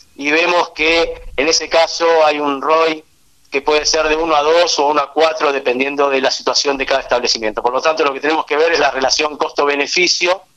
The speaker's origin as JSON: {"language": "Spanish", "country": "Argentina", "tie": "born or raised there", "also_born_or_lived": "Israel", "said": "Nací en Israel, y desde el año y medio de edad estoy viviendo en Argentina, así que prácticamente viví casi toda mi vida en nuestro país"}